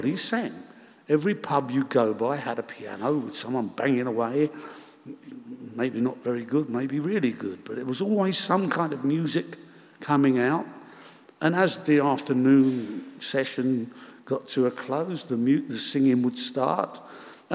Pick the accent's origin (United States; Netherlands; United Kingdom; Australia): United Kingdom; London; also born or lived in Bedford Park, Chiswick; We shared a house in Shepherd's Bush, two families, as most of the houses in Shepherd's Bush were in those days.